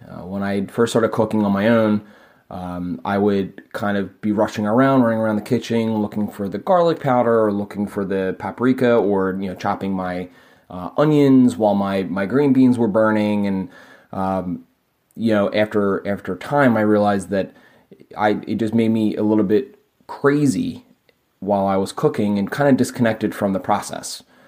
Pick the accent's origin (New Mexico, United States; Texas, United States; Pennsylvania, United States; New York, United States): Pennsylvania, United States; Philadelphia; I'm from Philadelphia, P